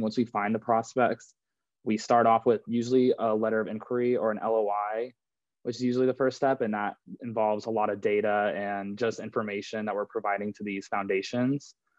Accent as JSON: {"language": "English", "town": "Santa Clara", "region": "California", "country": "United States", "tie": "born or raised there", "moved": "as an adult", "lives_now": "Chicago, United States", "said": "I'm from Santa Clara, California, and I went to a, like a private Jesuit school and a uh, high school back home"}